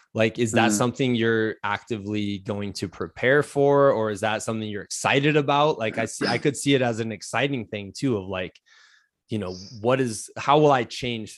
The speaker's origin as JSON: {"language": "English", "region": "Iowa", "country": "United States", "said": "I'm from Iowa. We call it pop."}